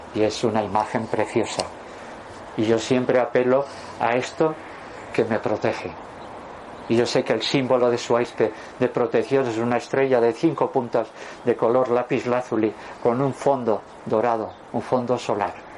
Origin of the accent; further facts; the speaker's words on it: Durango, Basque Country, Spain; cuando yo nací en 1956, el portero del Atleti, de Bilbao era Carmelo Cedrún, que además era de mi pueblo, de Durango